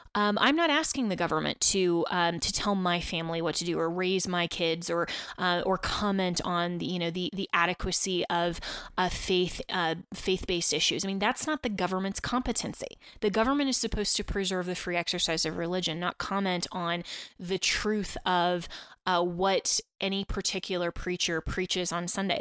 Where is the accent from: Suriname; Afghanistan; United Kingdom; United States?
United States; Colorado; also born or lived in Washington, D.C.; I am broadcasting to you today from the great state of Colorado, um, my home state, and uh, where I grew up